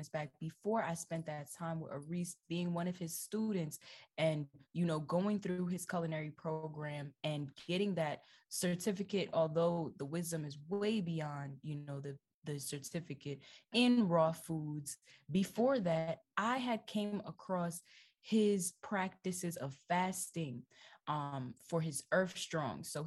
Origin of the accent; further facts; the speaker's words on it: Jamaica; I'm Jamaican, okay? I'm 100% Jamaican. I grew up eating jerk chicken.